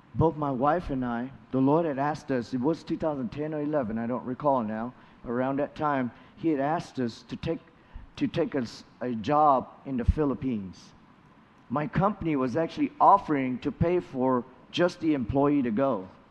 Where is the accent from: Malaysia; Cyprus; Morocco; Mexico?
Malaysia; moved away as an adult; also born or lived in Kentucky, United States; now in United States; Malaysia, my home country